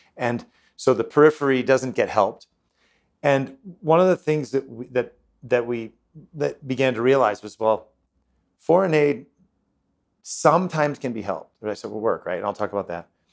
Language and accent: English; United States; I'm from the United States